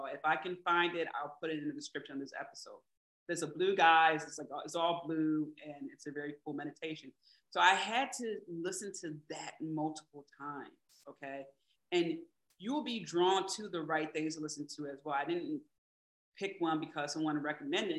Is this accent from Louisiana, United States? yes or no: no; Philadelphia, Pennsylvania, United States; I'm from Philly, so we say Jimmy, you know, say sprinkles.